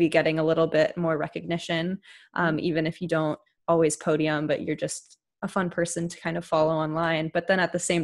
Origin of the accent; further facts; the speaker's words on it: San Jose, California, United States; my hometown, whether that be from my school or my dance studios